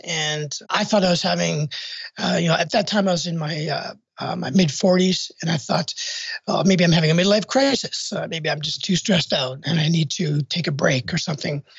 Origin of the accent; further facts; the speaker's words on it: Canada; moved away as an adult; now in United States; I'm from Canada originally